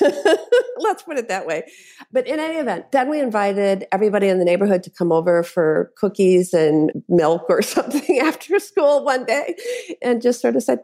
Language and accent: English; Madison, Wisconsin, United States; my hometown of Madison